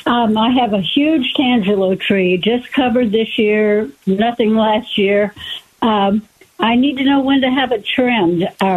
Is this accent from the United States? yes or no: yes; Midwest, United States; moved away as an adult; now in Arizona, United States; I'm from the Midwest, and I've been here almost 20 years.